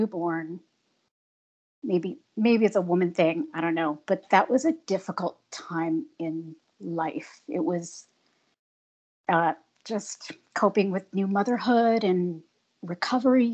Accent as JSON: {"language": "English", "region": "Ontario", "country": "Canada", "said": "I am a Canadian girl, live in Southern Ontario in the Niagara region"}